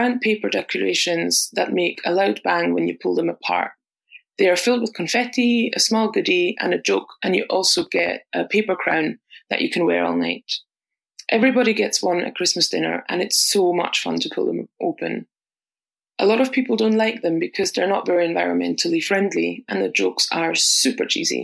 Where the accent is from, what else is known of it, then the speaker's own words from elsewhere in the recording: Austria; moved away as an adult; now in Glasgow, United Kingdom; I'm originally from Austria, but moved to Glasgow in Scotland